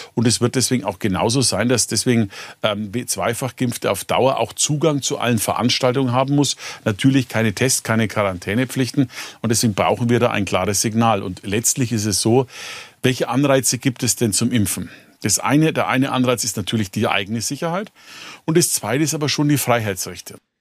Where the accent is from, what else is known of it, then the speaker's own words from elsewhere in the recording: Bavaria, Germany; Bei uns in Bayern